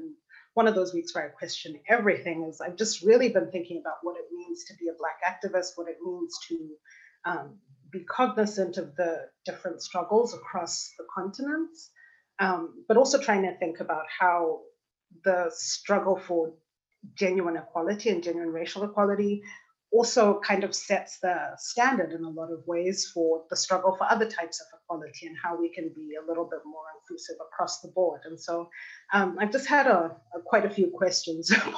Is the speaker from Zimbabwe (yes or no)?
yes; Zimbabwe; moved away as an adult; also born or lived in United States; now in Berlin, Germany; I was born and raised in Zimbabwe.